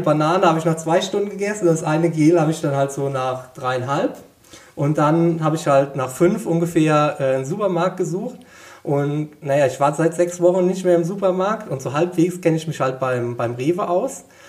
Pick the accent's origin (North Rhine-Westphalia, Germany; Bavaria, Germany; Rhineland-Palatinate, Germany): Rhineland-Palatinate, Germany; Westerwald; ich komme aus dem Westerwald, bin heimatverbunden